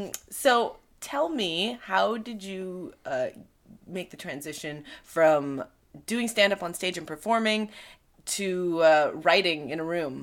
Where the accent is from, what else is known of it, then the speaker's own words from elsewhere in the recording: Canada; moved away as an adult; now in United States; as a Canadian